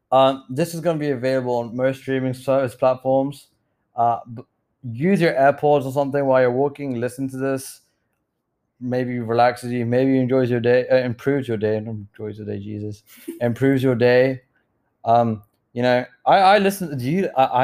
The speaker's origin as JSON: {"language": "English", "country": "United Kingdom", "accent": "British", "said": "I feel like I'm losing my British accent, Marcus. And don't capture me, bro. It's going. I know it is. I mean to have to do like a round trip to England, stay there for a month, get it back"}